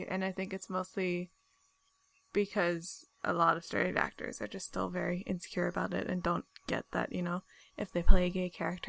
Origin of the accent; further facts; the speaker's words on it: California, United States; we're from California. We're not from, like, the Bible Belt.